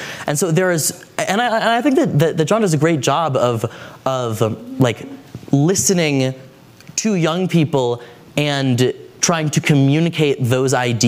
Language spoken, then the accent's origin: English; Washington, District of Columbia, United States; I'm from Washington, D.C.